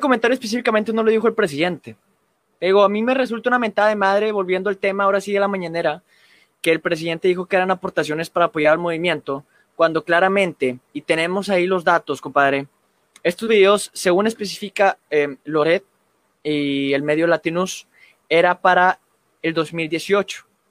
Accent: Mexico; nosotros los mexicanos

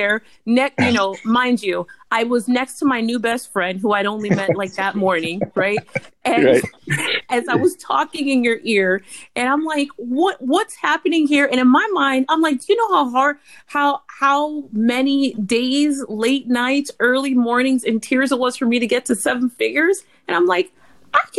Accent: Miami, Florida, United States; I'm from Miami

